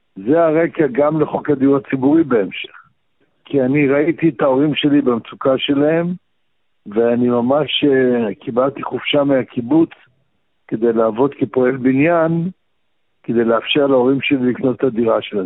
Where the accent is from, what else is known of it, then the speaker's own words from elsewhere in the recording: Baghdad, Baghdad Governorate, Iraq; now in Israel; אני גם בא מבית שבו לימדו אותי עוד בבגדד, בעיראק